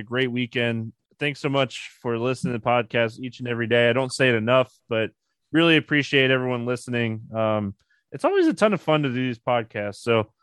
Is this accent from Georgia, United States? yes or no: no; Chipper Jones' hometown, Florida, United States; Growing up in Chipper Jones' hometown